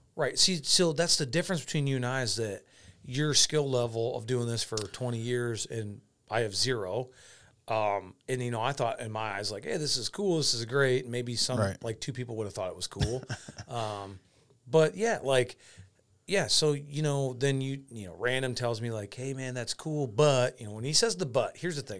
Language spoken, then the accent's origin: English; Clinton, Iowa, United States; I am from Clinton, Iowa.